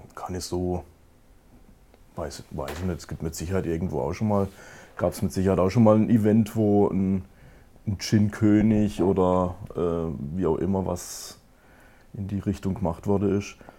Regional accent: Kappelrodeck, Baden-Württemberg, Germany; in Kabelrode, wo ich herkomme, wir haben da 6000 Einwohner

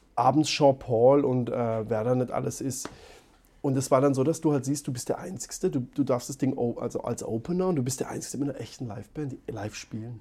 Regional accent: Baden-Württemberg, Germany; accent: Baden dialect (Badisch); unser Dialekt

